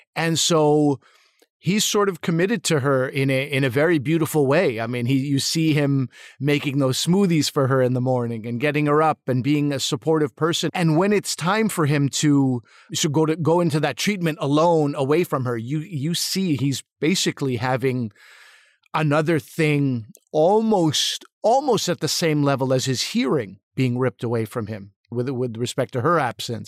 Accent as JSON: {"language": "English", "town": "Montreal", "region": "Quebec", "country": "Canada", "tie": "born or raised there", "said": "I grew up in Montreal"}